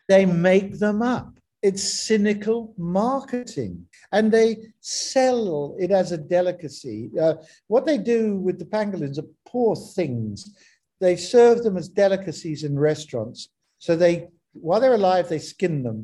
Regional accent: South Africa; I'm South African, I'm proudly South African

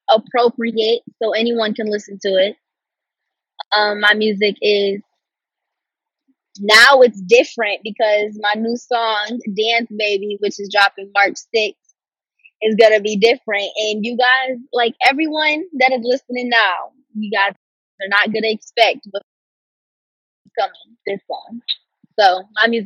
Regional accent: Detroit, Michigan, United States; Everyone thinks I'm from Brooklyn, but I'm from Detroit.

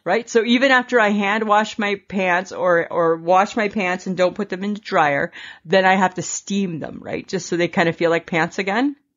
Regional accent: Stayner, Ontario, Canada; the one that I grew up with in Stainer, Ontario

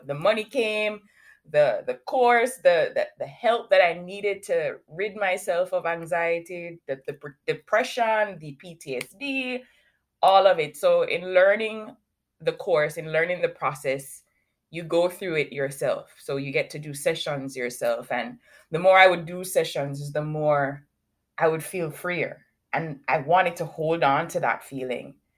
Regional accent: Kingston, Surrey, Jamaica; now in Canada; I currently live in Canada, but I was born in Kingston, Jamaica.

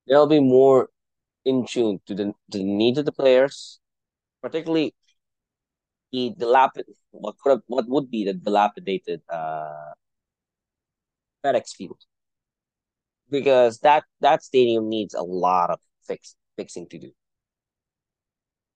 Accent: Philippines; first language Tagalog; English is a second language; now in United States; As a Filipino living in the United States

